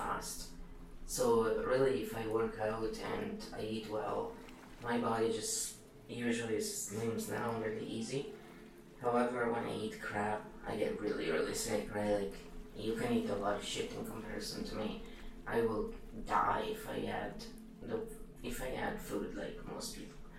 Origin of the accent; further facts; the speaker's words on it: Italy; Italians are so mixed